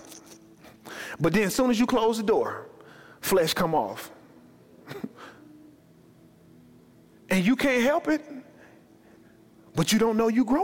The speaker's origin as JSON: {"language": "English", "town": "Chicago", "region": "Illinois", "country": "United States", "tie": "born or raised there", "said": "I'm from Chicago"}